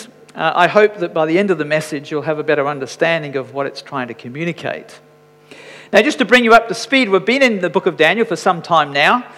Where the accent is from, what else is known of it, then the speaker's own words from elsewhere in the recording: Scotland, United Kingdom; I'm Scottish